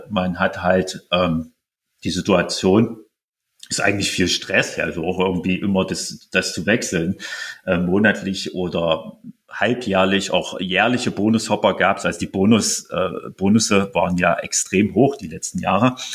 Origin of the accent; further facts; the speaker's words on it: Halle, Saxony-Anhalt, Germany; auch hier in meiner Heimatstadt Halle